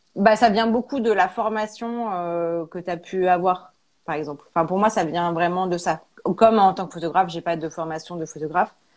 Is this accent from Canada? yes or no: no; Auvergne-Rhône-Alpes, France; moved away as an adult; also born or lived in Paris; on est originaire d'Auvergne